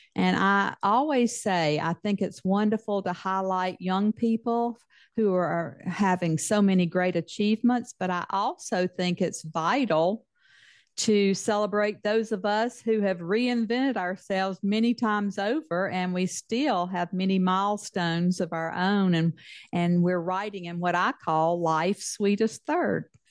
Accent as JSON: {"language": "English", "region": "Mississippi", "country": "United States", "tie": "born or raised there", "accent": "Mississippi Southern", "moved": "as an adult", "lives_now": "Texas, United States", "said": "I, grew up in the deep South"}